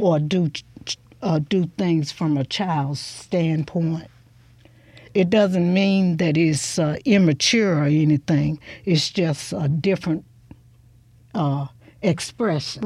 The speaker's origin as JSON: {"language": "English", "town": "Hudsonville", "region": "Mississippi", "country": "United States", "tie": "born or raised there", "also_born_or_lived": "Holly Springs, Mississippi / Chulahoma, Mississippi / Clarksdale, Mississippi / Memphis, Tennessee", "said": "I grew up. It was just like being in a big rural town between those towns"}